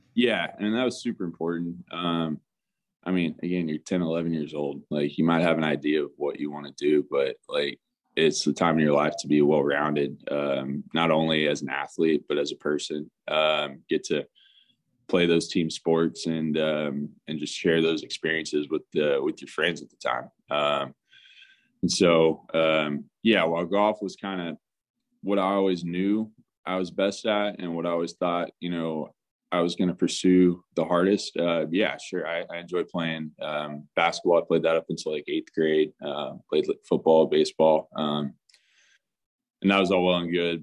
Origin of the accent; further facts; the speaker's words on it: Tulsa, Oklahoma, United States; my background growing up in Tulsa, Oklahoma